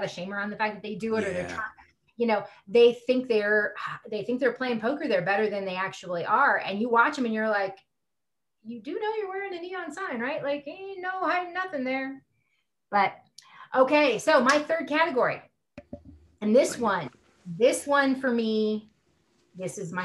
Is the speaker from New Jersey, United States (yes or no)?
no; California, United States; now in Colorado, United States; I'm an atheist from California, living in Colorado.